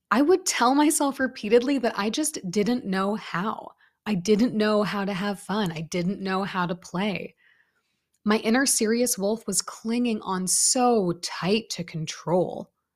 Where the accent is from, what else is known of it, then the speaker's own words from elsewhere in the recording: Canada; I grew up in Canada